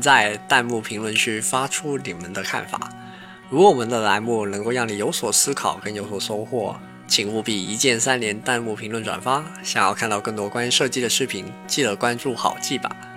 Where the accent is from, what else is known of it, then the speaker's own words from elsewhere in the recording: China; 在我们中国人的一个文化里面